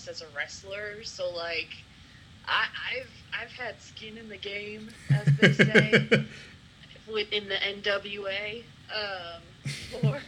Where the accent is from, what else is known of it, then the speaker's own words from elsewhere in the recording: Buffalo, New York, United States; I'm from Buffalo, New York